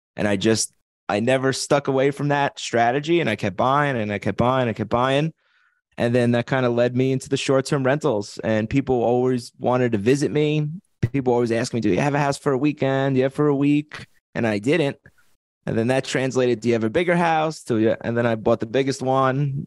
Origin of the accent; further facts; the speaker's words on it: Bellmore, New York, United States; accent: East Coast; now in Las Vegas, United States; I'm from Long Island, New York